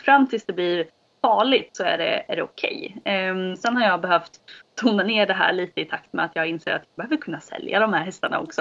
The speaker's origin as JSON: {"language": "Swedish", "town": "Norrköping", "region": "Östergötland", "country": "Sweden", "tie": "born or raised there", "said": "jag bor eh, på mina föräldrars gård utanför Norrköping, på Vikbolandet. Ehm, jag har bott här i hela mitt liv."}